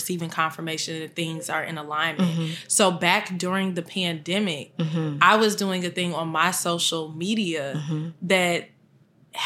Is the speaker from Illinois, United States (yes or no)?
yes; Chicago, Illinois, United States; I grew up in Chicago, Chicago native.